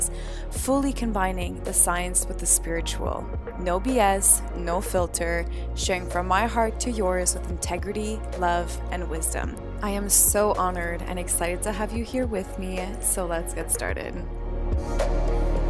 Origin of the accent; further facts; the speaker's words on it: Montreal, Quebec, Canada; I'm from Montreal, but I'm in LA right now